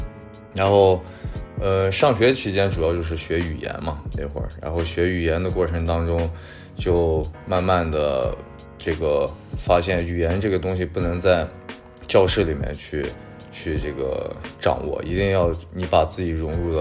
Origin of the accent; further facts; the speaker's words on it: Xinjiang, China; moved away as an adult; also born or lived in Saint Petersburg, Russia / Bishkek, Kyrgyzstan; 我是在新疆，对，上了小学、初中、高中，然后高中毕业之后就跟着我爸去了俄罗斯跟中亚